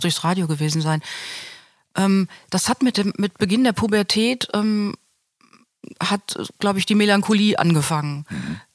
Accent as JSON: {"language": "German", "town": "Hanover", "region": "Lower Saxony", "country": "Germany", "tie": "born or raised there", "also_born_or_lived": "Grand Ledge, Michigan / Amsterdam / London / Braunschweig", "moved": "as an adult", "lives_now": "Münster, Germany", "said": "was Hannover betrifft, meine alte Heimat."}